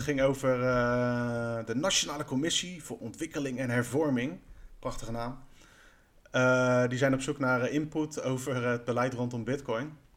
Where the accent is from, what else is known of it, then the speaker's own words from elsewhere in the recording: Netherlands; wij als Nederlanders